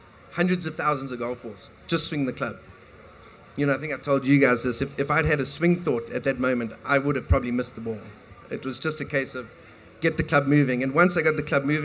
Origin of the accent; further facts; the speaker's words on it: South Africa; growing up in South Africa in a small little town